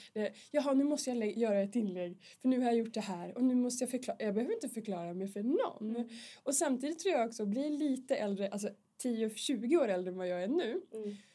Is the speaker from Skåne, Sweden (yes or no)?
no; Vilhelmina, Västerbotten County, Sweden; moved away as an adult; now in Stockholm, Sweden; jag kommer från Vilhelmina i Västerbotten, Norrlands inland, södra Lappland.